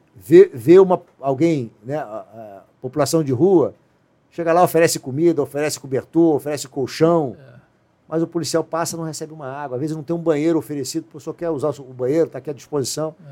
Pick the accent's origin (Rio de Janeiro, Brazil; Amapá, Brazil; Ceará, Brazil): Rio de Janeiro, Brazil; eu sou carioca. Moro no Rio de Janeiro.